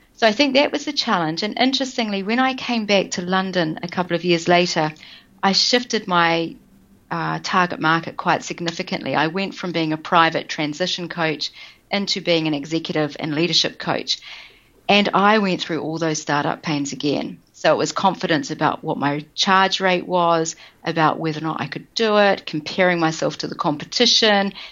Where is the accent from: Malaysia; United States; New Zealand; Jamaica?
New Zealand; moved away; I am originally from New Zealand.